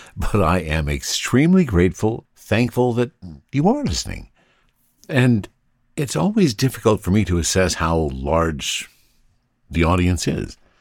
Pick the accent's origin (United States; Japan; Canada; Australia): Canada; I'm Canadian